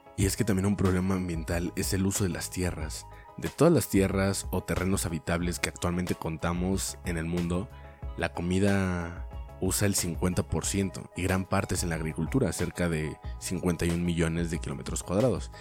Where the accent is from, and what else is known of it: Mexico